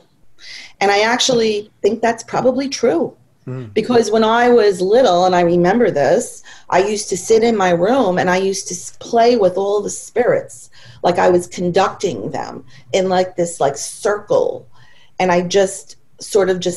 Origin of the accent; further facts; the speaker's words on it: New York, United States; I've lived in New York my entire life